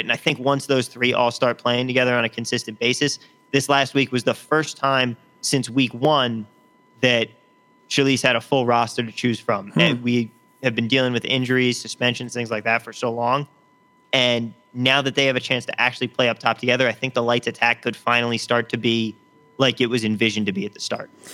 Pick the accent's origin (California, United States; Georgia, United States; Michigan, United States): California, United States; San Jose; now in Las Vegas, United States; my hometown in uh, Cal- in San Jose, California